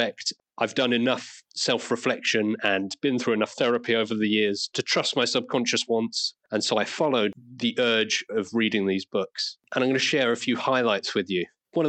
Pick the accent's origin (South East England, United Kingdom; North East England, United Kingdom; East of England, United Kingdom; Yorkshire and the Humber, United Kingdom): South East England, United Kingdom; Isle of Wight; now in Liverpool, United Kingdom; I'm from the south. I grew up on the Isle of Wight.